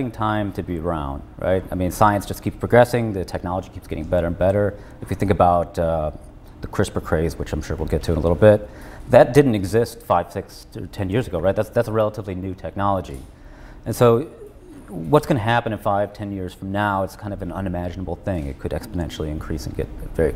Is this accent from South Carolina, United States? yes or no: no; Chicago, Illinois, United States; I was born in the suburbs of Chicago